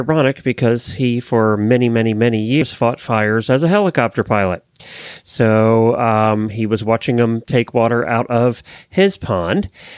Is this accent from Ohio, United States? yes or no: no; Ocala, Florida, United States; from Ocala, Florida